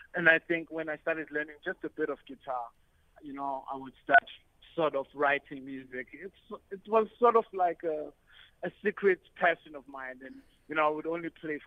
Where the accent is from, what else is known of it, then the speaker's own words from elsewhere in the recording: Eastern Cape, South Africa; moved away as an adult; also born or lived in Johannesburg; growing up in the Eastern Cape, music was sort of part of my life